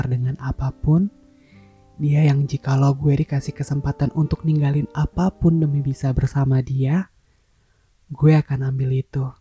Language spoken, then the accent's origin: Indonesian; Padang, West Sumatra, Indonesia; Kemarin pas abang gue merit dan gue balik ke Padang, kampung halaman gue, I'm really happy for that.